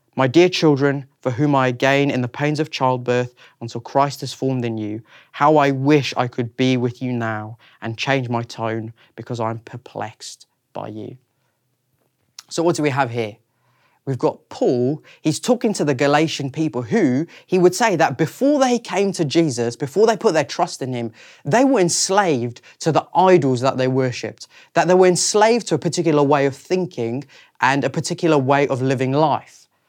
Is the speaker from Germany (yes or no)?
no; South Africa; moved away as an adult; also born or lived in Reading, United Kingdom; now in London, United Kingdom; I was born in South Africa in nineteen ninety-three, and I then lived there for twenty years and then moved to the U K